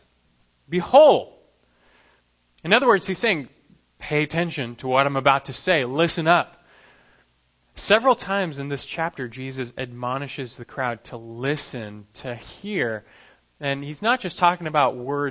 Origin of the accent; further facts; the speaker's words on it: Los Angeles, California, United States; growing up in Los Angeles, not very far from the famed Disneyland